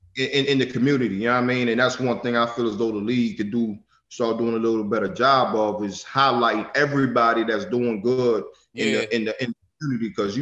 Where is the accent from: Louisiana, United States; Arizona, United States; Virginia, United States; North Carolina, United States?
Virginia, United States; Newport News; moved away; my hometown, Newport News, Virginia.